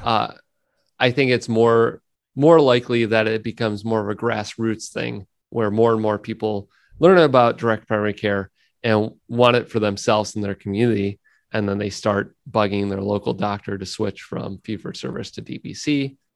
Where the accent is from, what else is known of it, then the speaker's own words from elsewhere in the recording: United States; living in the United States and being an American